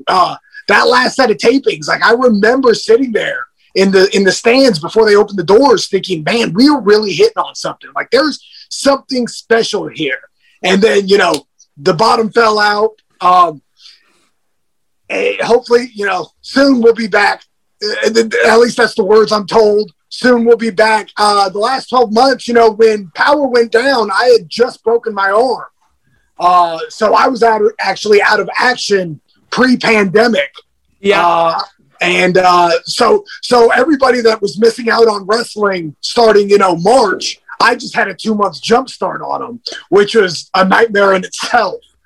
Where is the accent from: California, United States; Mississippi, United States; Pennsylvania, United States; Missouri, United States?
California, United States; now in Georgia, United States; I was born and raised in California. So when I moved to Georgia